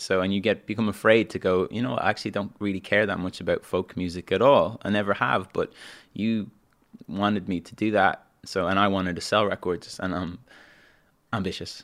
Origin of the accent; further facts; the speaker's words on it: Dublin, Leinster, Ireland; moved away as an adult; also born or lived in London; I grew up in Dublin